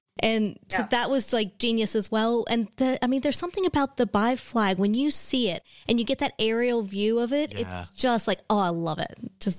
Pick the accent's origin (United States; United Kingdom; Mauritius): United Kingdom; Bradford, Yorkshire and the Humber; for me growing up in Bradford